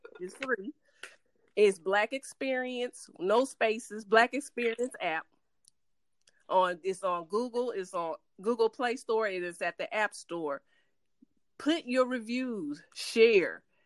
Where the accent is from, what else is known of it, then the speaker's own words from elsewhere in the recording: San Francisco, California, United States; now in Dallas, United States; I was born in San Francisco